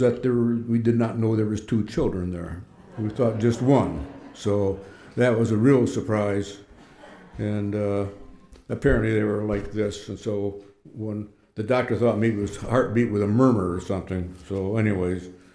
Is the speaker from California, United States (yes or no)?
no; Midland, Michigan, United States; also born or lived in Oneida, New York / Verona, New York / Saginaw, Michigan; I spent all my years in Midland. So you can say probably I'm, my hometown really is Midland